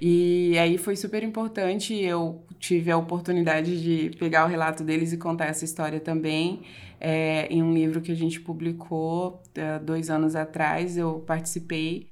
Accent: Barra do Bugres, Mato Grosso, Brazil; now in Cuiabá, Brazil; O posto Fraternidade foi onde eu fui criada ali, eu nasci

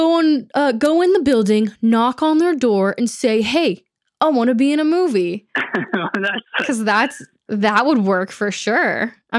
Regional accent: Texas, United States; also born or lived in California; So Florida is kind of a new thing for our family, whereas we grew up in Texas, and then Dad and I moved to California

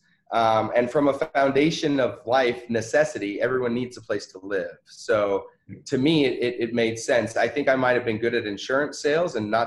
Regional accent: New York City, New York, United States; moved away; also born or lived in the South; I was born in Manhattan, New York

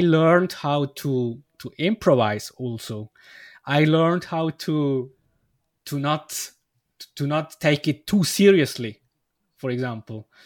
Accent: Switzerland; English is a second language; I come from Switzerland

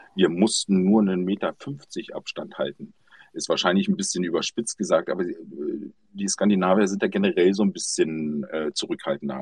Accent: GDR, East Germany, Germany; ich bin in der DR groß geworden

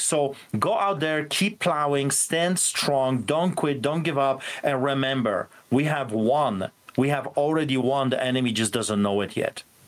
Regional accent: Poland; born or raised there; now in Canada

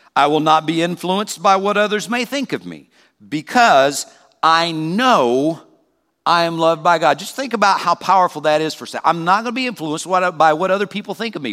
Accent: South Carolina, United States; moved away; also born or lived in Peoria; where I grew up in South Carolina

